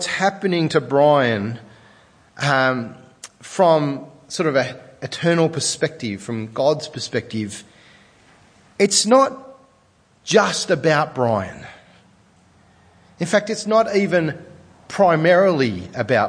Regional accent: Sydney, New South Wales, Australia; I'm from Sydney

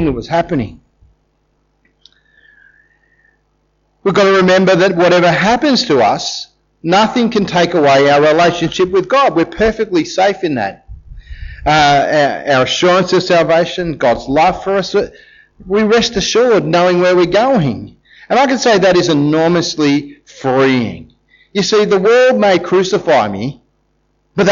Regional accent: Australia; we're Australians

